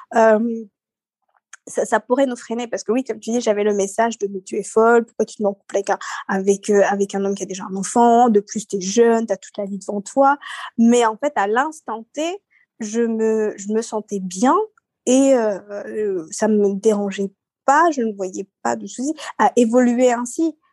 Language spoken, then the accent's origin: French; Seychelles; now in France; je suis née aux Seychelles